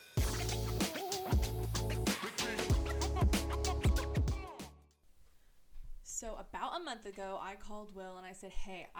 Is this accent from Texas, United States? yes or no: no; Costa Mesa, California, United States; also born or lived in Newport Beach; born and raised in Newport Mesa. Went to school in Newport Beach, Newport Harbor, now live in Costa Mesa